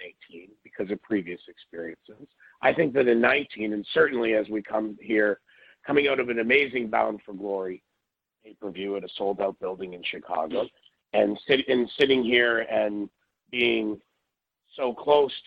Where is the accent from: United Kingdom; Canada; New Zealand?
Canada; being Canadian